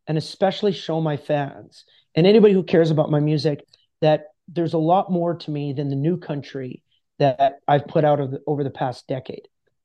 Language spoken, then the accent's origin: English; Canada; That I had 13 people and I'm a Canadian country artist.